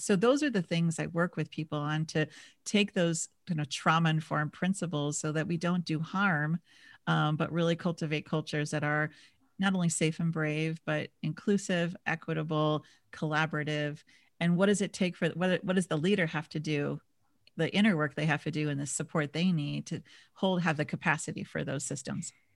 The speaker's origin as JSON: {"language": "English", "region": "Minnesota", "country": "United States", "tie": "born or raised there", "moved": "yes", "lives_now": "San Diego, United States", "said": "I grew up in Minis-, in Minnesota"}